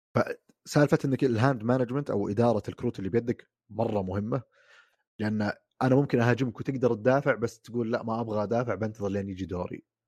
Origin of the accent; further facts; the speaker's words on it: Saudi Arabia; موجوده في محلات عندنا في السعوديه